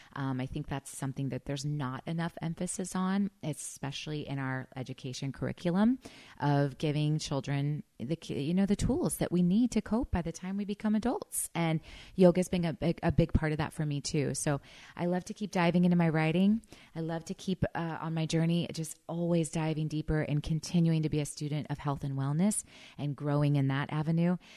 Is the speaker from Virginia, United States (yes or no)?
no; Missouri, United States; I grew up in Missouri